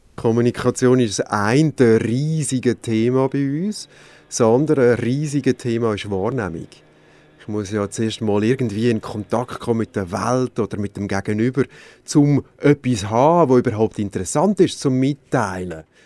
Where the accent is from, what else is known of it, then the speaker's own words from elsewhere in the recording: Switzerland; bei uns in der Schweiz